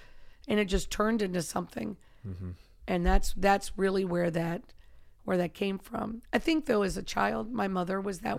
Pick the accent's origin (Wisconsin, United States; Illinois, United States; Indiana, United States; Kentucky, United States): Kentucky, United States; And he's mm-hmm. from my home state and, wow.